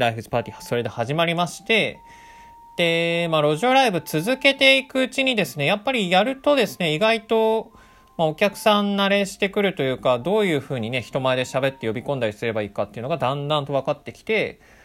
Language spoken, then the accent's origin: Japanese; Chiba, Japan; もともと僕らも千葉育ち